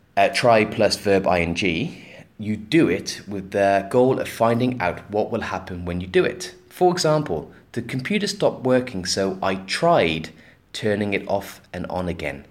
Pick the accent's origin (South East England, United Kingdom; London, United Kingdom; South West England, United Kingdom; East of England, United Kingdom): South West England, United Kingdom; Gloucester; my hometown, Gloucester